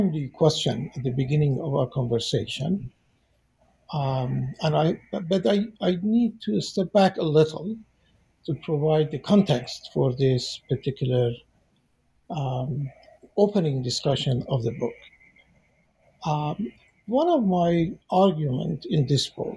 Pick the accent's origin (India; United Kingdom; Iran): Iran; moved away as an adult; also born or lived in Golpayegan, Isfahan, Iran / Tehran, Iran; now in United States; I was born in Iran, and I went through my initial education, K through 12, in various small towns in Iran